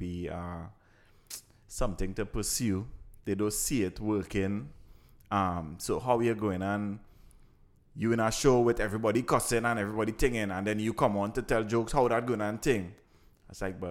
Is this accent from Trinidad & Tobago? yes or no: yes; Trinidad & Tobago; I kind of grew up in a ghetto area. I grew up in Laramie.